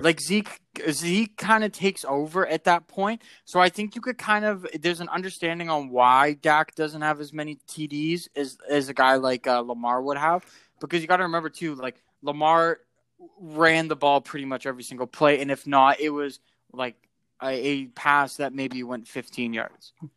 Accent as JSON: {"language": "English", "country": "Canada", "said": "being a Canadian"}